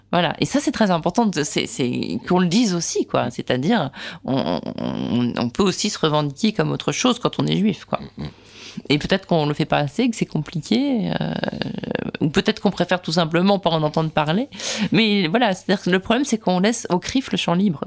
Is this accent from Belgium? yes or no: no; France; je suis française